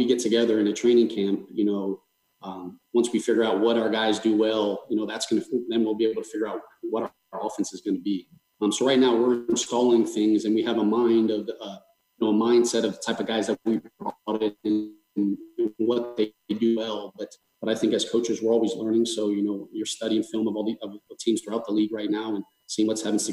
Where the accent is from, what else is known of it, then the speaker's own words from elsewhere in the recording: South Florida, United States; I'm from South Florida